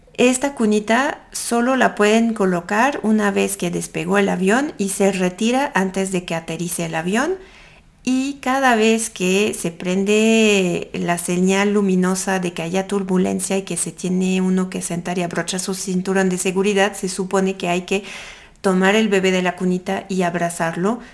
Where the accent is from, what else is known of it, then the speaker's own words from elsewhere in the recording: France; accent: French; Spanish is a second language; moved away; Yo soy francesa, como tal vez lo pueden escuchar con mi acento